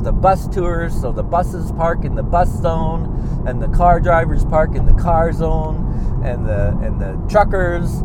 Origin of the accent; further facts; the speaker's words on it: Canada; we're all idiots from Canada.